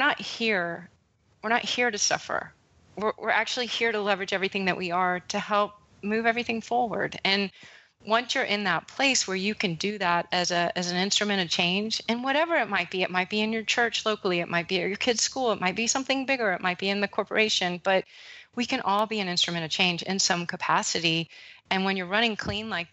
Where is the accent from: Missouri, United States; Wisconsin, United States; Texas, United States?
Texas, United States; I grew up with in Texas